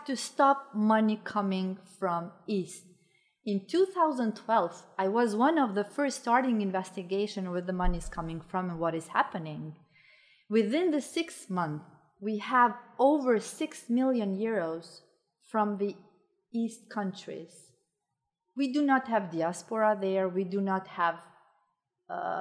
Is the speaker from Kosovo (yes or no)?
yes; Kosovo; I was raised in Kosovo